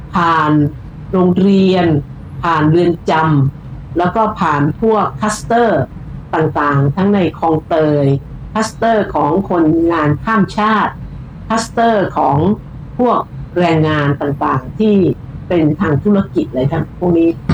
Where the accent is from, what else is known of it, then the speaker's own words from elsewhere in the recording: Bangkok, Thailand; พี่เป็นคนกรุงเทพพี่เกิดพี่โตพี่ทำงานอยู่ในกรทม